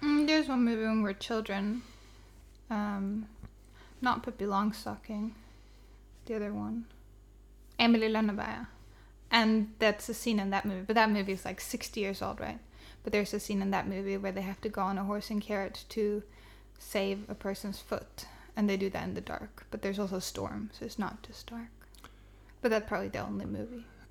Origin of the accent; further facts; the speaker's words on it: southern Sweden, Sweden; born or raised there